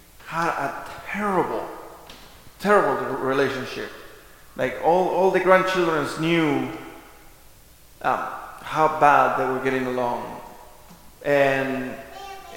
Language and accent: English; Argentina; moved away; I grew up in Argentina, we were raised pretty much from my grandma